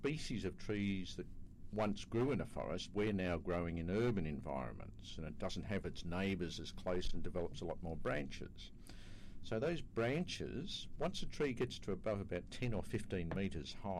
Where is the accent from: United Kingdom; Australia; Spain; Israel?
Australia; I come from Australia